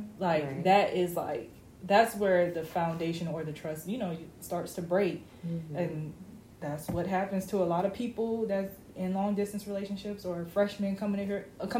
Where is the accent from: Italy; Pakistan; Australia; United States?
United States; Orlando, Florida; now in Tallahassee, United States; he's from Pensacola. I'm from Orlando. We go to school in Tallahassee.